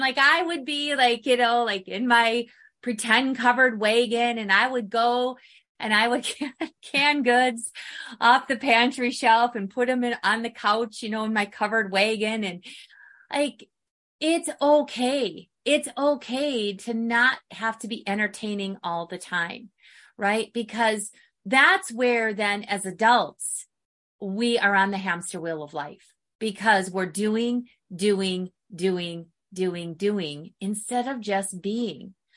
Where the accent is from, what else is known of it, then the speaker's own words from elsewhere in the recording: Midwest, United States; now in Arizona, United States; growing up in the Midwest